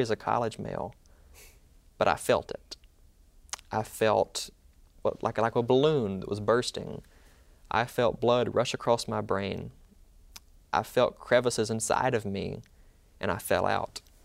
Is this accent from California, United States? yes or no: no; Mantachie, Mississippi, United States; I'm from Manatee, Mississippi